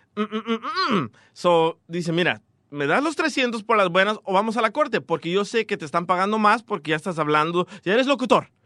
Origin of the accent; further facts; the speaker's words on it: Atiquizaya, Ahuachapán, El Salvador; now in United States; yo soy de Atiquizaya